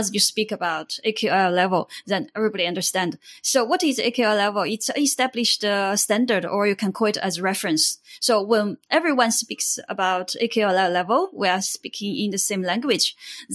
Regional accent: Hubei, China; moved away; also born or lived in Shenzhen / Shanghai / Cambodia; I come from China. My hometown is the middle of China, Hubei province.

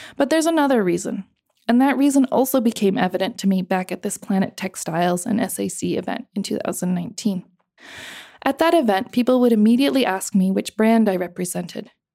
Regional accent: United States; accent: American; also born or lived in Cambodia; white women like me, who talk with an American accent

